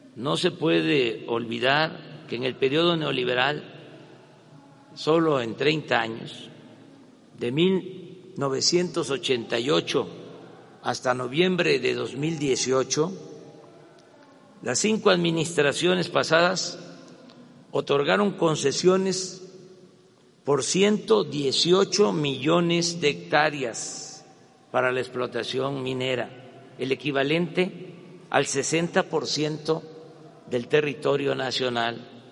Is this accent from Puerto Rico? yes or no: no; Mexico; Como muchos mexicanos